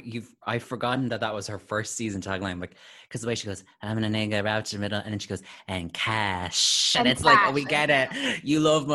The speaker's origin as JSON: {"language": "English", "town": "Atlanta", "region": "Georgia", "country": "United States", "said": "I'm from Atlanta and they always dress up."}